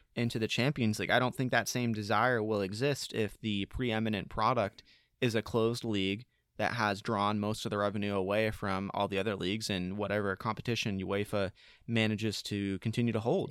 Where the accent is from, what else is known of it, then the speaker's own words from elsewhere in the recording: United States; as American sports fans